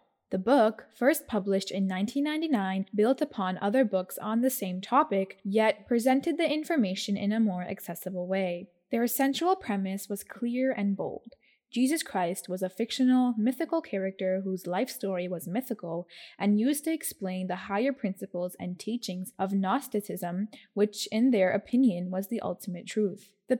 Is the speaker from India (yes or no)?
no; United Kingdom; This trend is something I have witnessed myself growing up in Britain.